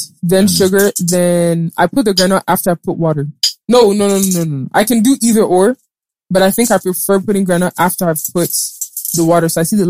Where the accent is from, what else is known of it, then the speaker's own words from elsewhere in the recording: Imo, Nigeria; Nah, I'm from Imo State.